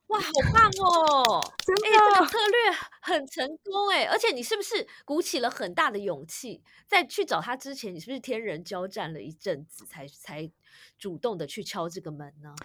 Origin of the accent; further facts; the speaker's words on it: Taiwan; 我自己也是在台湾土生土长的